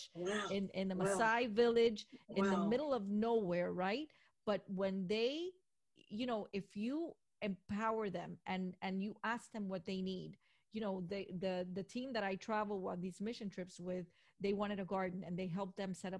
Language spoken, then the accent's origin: English; Miami, Florida, United States; I'm from Miami